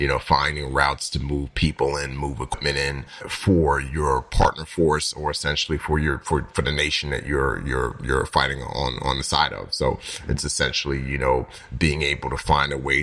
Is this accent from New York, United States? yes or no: yes; New York City, New York, United States; growing up in New York City and in the Bronx